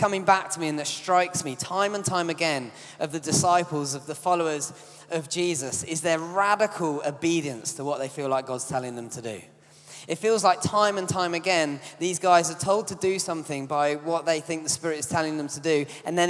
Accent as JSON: {"language": "English", "country": "United Kingdom", "said": "as British people, we're quite an obedient bunch"}